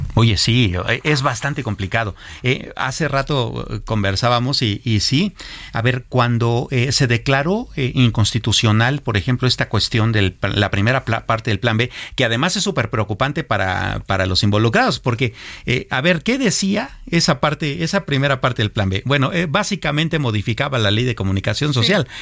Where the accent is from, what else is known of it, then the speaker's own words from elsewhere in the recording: Mexico; nos gusta como mexicanos